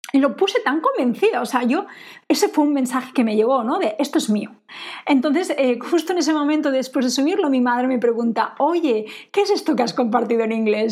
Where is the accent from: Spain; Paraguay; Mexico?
Spain; moved away; also born or lived in England; yo me siento española